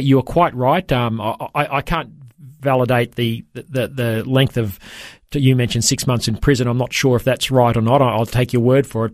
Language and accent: English; Toowoomba, Queensland, Australia; my hometown of Toowoomba